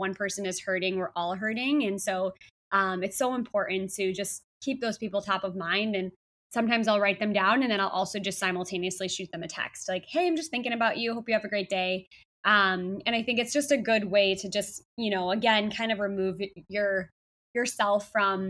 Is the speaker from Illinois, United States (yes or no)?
yes; Chicago, Illinois, United States; now in San Diego, United States; Chicago, where I'm from, my hometown